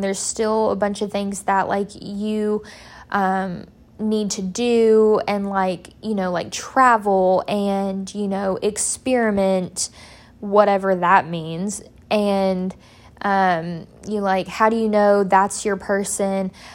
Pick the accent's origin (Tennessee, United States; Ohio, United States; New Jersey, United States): Tennessee, United States; Murfreesboro; moved away as an adult; also born or lived in Wisconsin; I did a summer internship specifically in Murfreesboro, one, because it was my hometown